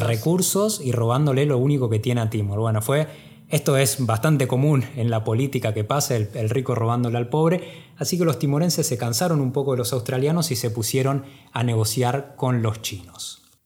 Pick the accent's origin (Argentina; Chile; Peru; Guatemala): Argentina; nosotros como argentinos